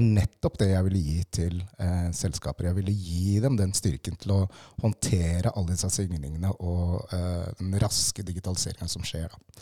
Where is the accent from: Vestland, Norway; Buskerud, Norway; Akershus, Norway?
Buskerud, Norway; Lierstranda; Jeg vokste opp på Lierstranda med mine foreldre